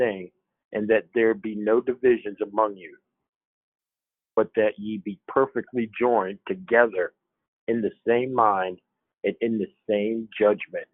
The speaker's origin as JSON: {"language": "English", "region": "Ohio", "country": "United States", "tie": "born or raised there", "also_born_or_lived": "New York City, United States", "moved": "yes", "lives_now": "Western Pennsylvania, United States", "said": "I was born and raised in Ohio, and I live in Western PA"}